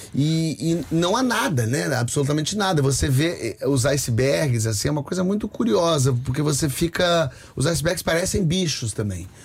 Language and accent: Portuguese; Brazil; eu sou brasileiro